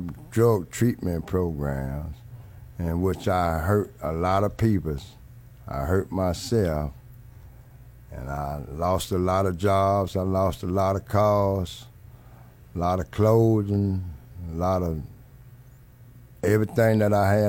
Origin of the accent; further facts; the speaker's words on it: Miami, Florida, United States; I was born and raised in Miami, Florida in 1960, and I grew up in the neighborhood that we call Overtown